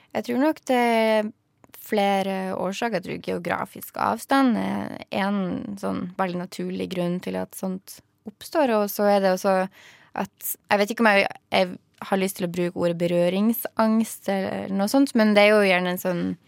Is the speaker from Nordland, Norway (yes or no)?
yes; outside Bodø, Nordland, Norway; der jeg kommer fra, som ligger utafor Bodø